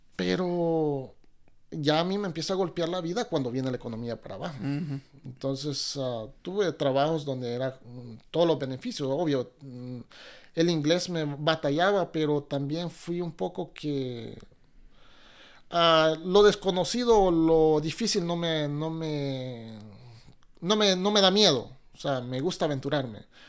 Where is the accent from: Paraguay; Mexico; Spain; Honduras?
Honduras; moved away as an adult; also born or lived in New Orleans, United States / Miami, United States; now in Seattle, United States; Soy de esa región de Toncontín, pero hondureño, hondureño